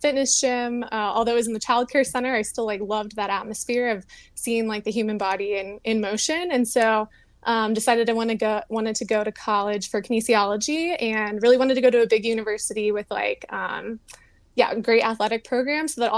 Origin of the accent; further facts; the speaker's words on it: Houston, Texas, United States; moved away as an adult; also born or lived in Louisiana / New Mexico; I grew up in Houston, Texas